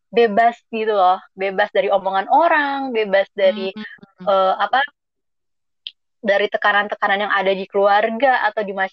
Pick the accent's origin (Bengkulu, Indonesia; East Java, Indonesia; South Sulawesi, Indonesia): Bengkulu, Indonesia; jadi uh, aku itu aslinya dari Bengkulu.